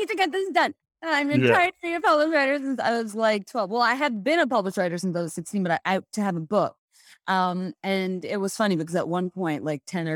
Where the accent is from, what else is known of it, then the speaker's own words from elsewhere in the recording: Bangladesh; moved away as an adult; now in United States; I was born and raised in Bangladesh, and you know, I came to the States for the first time when I was going to college here at UVA.